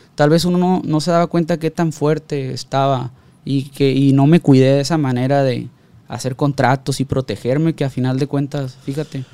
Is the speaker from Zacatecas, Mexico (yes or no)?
no; Ruiz Cortines, Sinaloa, Mexico; de donde yo soy, de, de, de Ruiz Cortines